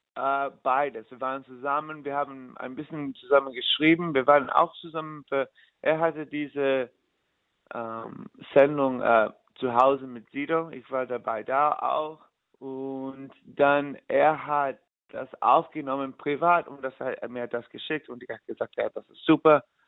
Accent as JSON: {"language": "German", "region": "New York", "country": "United States", "tie": "born or raised there", "second_language": "German", "moved": "as an adult", "lives_now": "Germany", "said": "ich komme aus New York und ähm, ich war mein ganzes Leben in New York"}